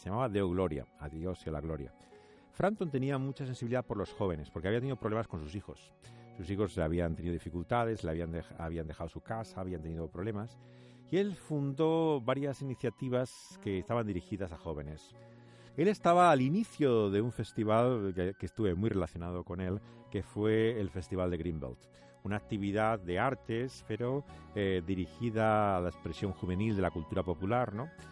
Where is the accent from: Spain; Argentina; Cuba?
Spain; como español